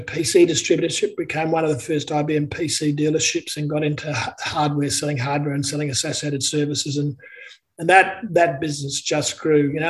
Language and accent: English; Brisbane, Queensland, Australia; also born or lived in Sydney / Melbourne; I was born in Brisbane